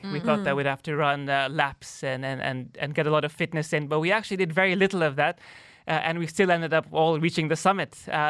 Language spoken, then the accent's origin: English; Tanzania; now in UAE; I am originally from Tanzania